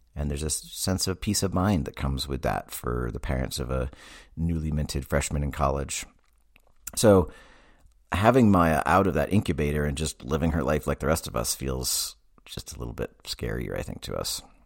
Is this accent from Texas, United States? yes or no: no; Massachusetts, United States; I grew up in Massachusetts